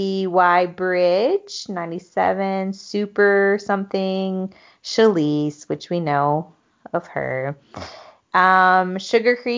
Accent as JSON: {"language": "English", "region": "the South", "country": "United States", "tie": "born or raised there", "said": "I grew up in the South"}